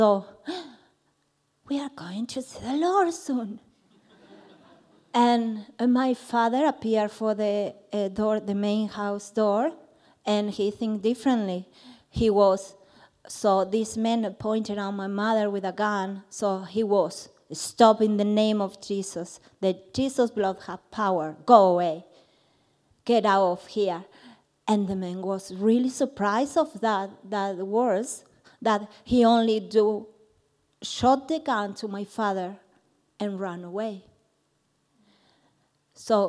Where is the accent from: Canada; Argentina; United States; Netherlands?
Argentina; moved away; I'm from Argentina.